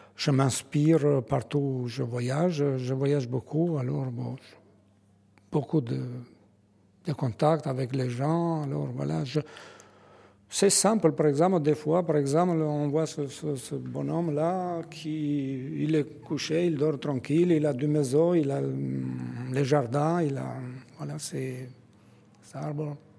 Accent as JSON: {"language": "French", "country": "Albania", "second_language": "French", "moved": "yes", "lives_now": "France", "said": "Je suis originaire de, l'Albanie, mais je suis français"}